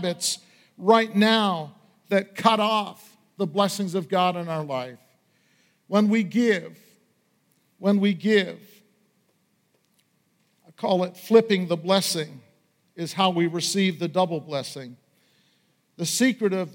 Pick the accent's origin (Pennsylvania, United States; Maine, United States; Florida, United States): Maine, United States; Washburn; When I was growing up in Aroostook County outside of Washburn, Maine